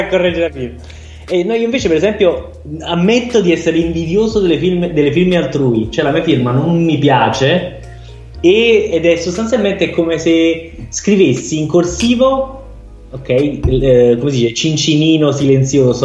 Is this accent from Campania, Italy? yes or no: yes; Naples, Campania, Italy; Io sono della rinomata zona dei Camandoli.